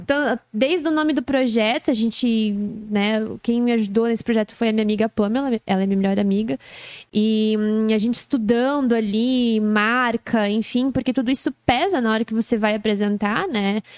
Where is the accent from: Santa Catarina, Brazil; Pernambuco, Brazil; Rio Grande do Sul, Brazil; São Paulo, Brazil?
Santa Catarina, Brazil; Joinville; sou joinvilense raiz